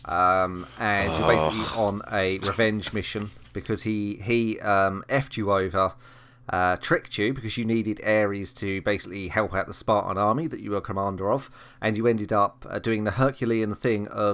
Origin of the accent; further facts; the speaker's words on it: United Kingdom; I'm British